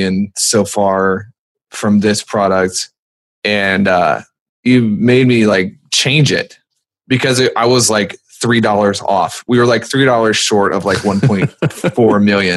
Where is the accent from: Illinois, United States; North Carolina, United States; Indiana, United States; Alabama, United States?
North Carolina, United States; I'm from North Carolina